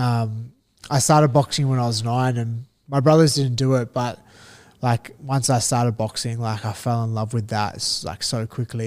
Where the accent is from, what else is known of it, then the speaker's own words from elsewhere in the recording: Australia; as Australian fighters